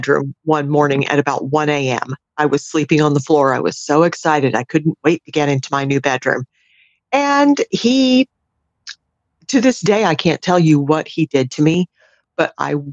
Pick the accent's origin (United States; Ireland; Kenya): United States; outside of Orlando, Florida; also born or lived in Tampa area, Florida; I grew up outside of Orlando